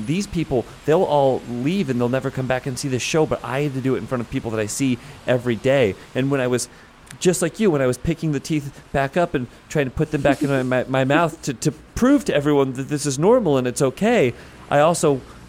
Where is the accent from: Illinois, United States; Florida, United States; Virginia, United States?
Illinois, United States; Chicago; I'm from Chicago. I care about one thing and one thing only, Navy Pier